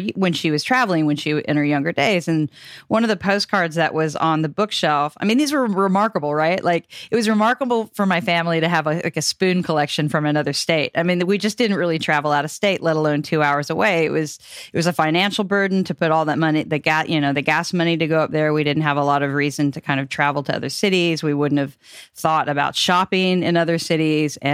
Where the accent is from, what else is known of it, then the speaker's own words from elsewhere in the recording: Chanute, Kansas, United States; moved away; also born or lived in Pittsburg, Kansas; Chanute, my hometown was 2 hours from anywhere